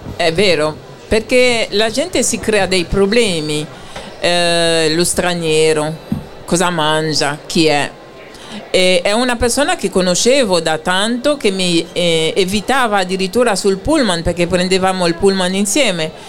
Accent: Haiti; moved away; io vengo da Haiti

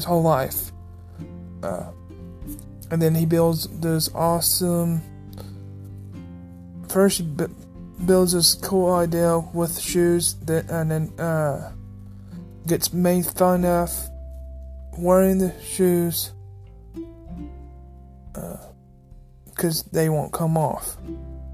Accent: Missouri, United States; I'm from Missouri

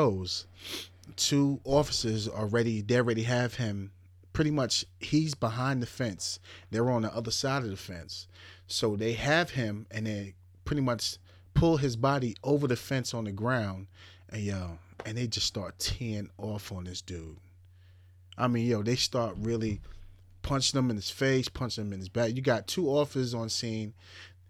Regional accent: Suffolk County, Long Island, New York, United States; I'm from Suffolk County

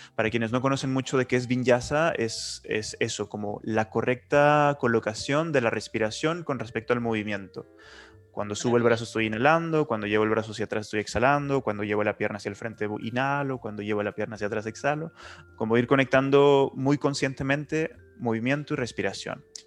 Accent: Nuevo Laredo, Tamaulipas, Mexico; also born or lived in Chile; now in Barcelona, Spain; Yo soy del norte de México, de la frontera, de la frontera con Estados Unidos, que es una ciudad pequeñita que se llama Nuevo Laredo

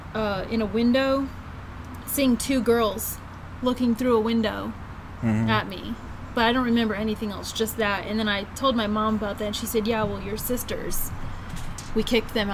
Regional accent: New Smyrna Beach, Florida, United States; originally I was born at home in New Smyrna Beach, Florida

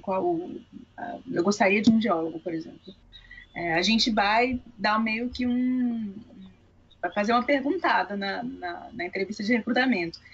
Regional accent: Bahia, Brazil; moved away; na área de onde eu vim, a Bahia

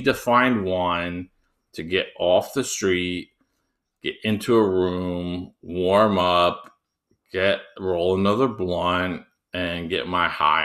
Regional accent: United States; They know I'm American.

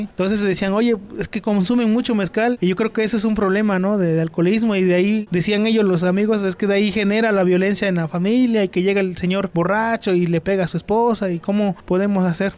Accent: Citlala, Guerrero, Mexico; yo soy originario de un pueblo del estado de Guerrero que se llama Citlala

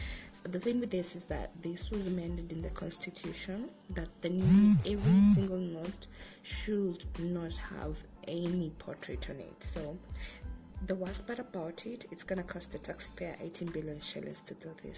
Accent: Kenya; I'm proud of being a Kenyan.

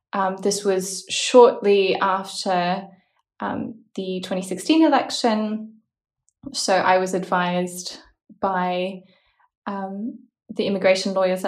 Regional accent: Brussels, Belgium; also born or lived in Australia; it's that I'm from Belgium. And the long answer is that my father is Australian, my mother's Korean. I was born in Australia.

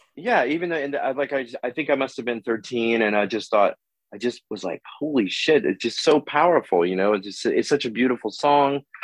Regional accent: Oakland, California, United States; now in Los Angeles, United States; I'm from Oakland

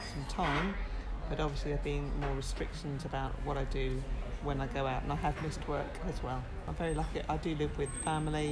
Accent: Leigh-on-Sea, East of England, United Kingdom; I'm from Leigh on Sea

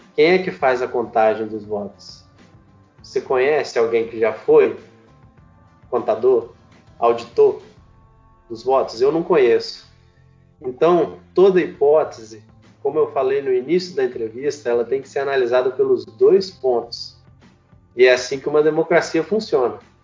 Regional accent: Brazil; A gente, como brasileiro

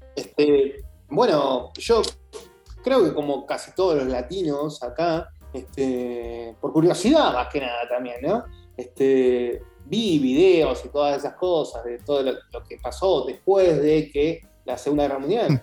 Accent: Argentina; moved away as an adult; now in Germany; los argentinos acá somos excesivamente pocos

